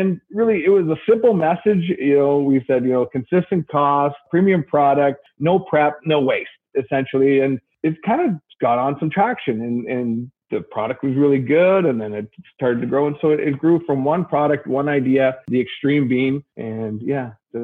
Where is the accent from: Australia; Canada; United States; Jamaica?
Canada; I'm French Canadian